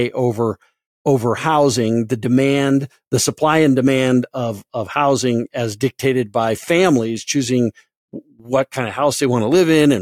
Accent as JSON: {"language": "English", "region": "Colorado", "country": "United States", "said": "I come from Colorado. Colorado Springs, where I live"}